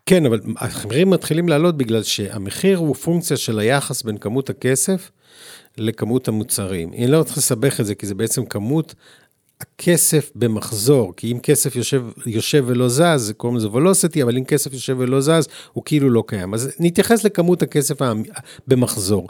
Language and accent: Hebrew; Tel Aviv, Tel Aviv District, Israel; אני עוד גדלתי בעולם שפה לא רחוק מאיפה שאנחנו מקליטים, ברחוב לילינבלום